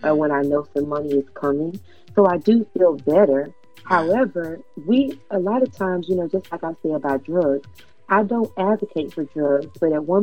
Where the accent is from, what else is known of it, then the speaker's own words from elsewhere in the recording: Texas, United States; I'm from Texas.